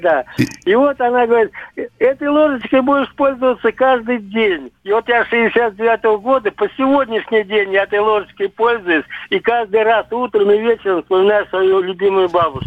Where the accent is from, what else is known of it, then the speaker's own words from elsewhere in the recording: Moscow, Russia; moved away as an adult; also born or lived in Tver; сам я тоже москвич